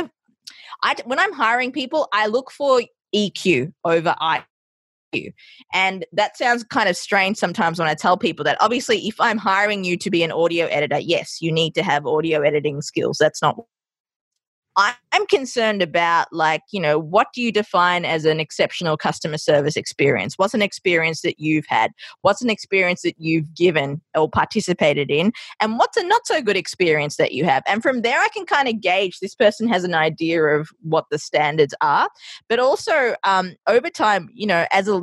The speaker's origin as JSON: {"language": "English", "country": "Australia", "tie": "born or raised there", "also_born_or_lived": "Sri Lanka", "moved": "yes", "lives_now": "New York City, United States", "said": "growing up in Australia and having that background of Sri Lankan"}